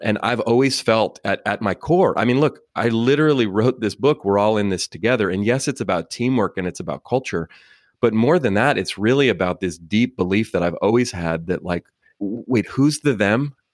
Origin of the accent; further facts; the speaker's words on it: Oakland, California, United States; I grew up in Oakland, California